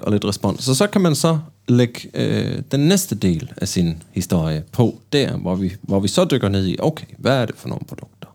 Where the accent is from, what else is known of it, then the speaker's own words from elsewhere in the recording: Bergen, Vestland, Norway; accent: Bergen Norwegian; jeg er fra Bergen